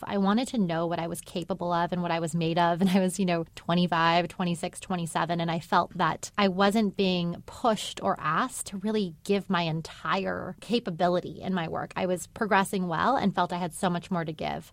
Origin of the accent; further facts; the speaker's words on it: El Paso, Texas, United States; I'm from El Paso, Texas